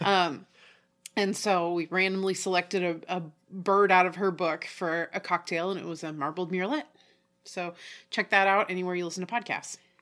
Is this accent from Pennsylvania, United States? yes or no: no; Oregon, United States; also born or lived in Tallahassee / Houston; we're from Oregon